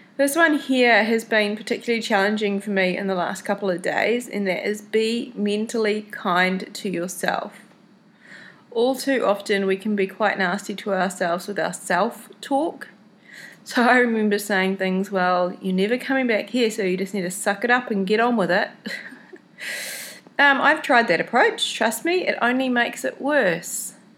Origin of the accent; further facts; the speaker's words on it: New Zealand; I was in New Zealand, before I left home to head over here to South America. So, on the three hour drive from my hometown to the airport